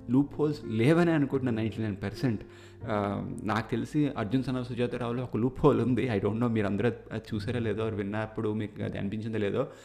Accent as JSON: {"language": "Telugu", "country": "India", "tie": "born or raised there", "moved": "as an adult", "lives_now": "Canada", "said": "మేమిద్దరం ఇండియాలో పుట్టి పెరిగాం కాబట్టి అక్కడే మేము ఆ స్కూలింగ్ అంతా అయ్యింది"}